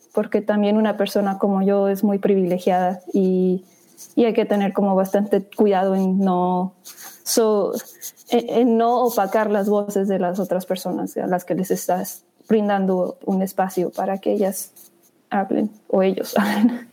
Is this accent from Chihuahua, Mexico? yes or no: yes; Chihuahua, Mexico; moved away as an adult; also born or lived in Chicago; now in New York, United States; Pues yo crecí en Chihuahua, México